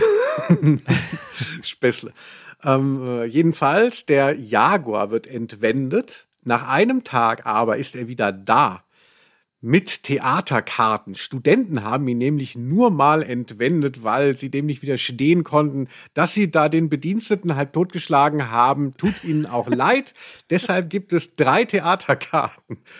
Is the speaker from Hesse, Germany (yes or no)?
yes; Hesse, Germany; Ich komme ja eben aus Hessen, da hieß die Kerb